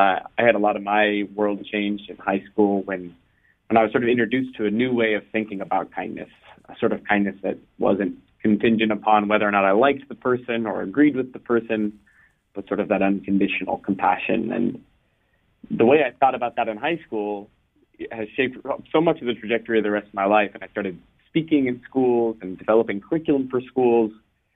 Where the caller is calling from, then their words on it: California, United States; I'm in California, so I think we're in different spots right now